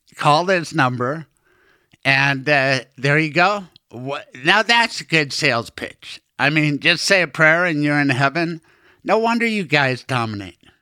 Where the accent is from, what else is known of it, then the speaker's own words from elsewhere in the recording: Denver, Colorado, United States; I'm fourth generation Denverite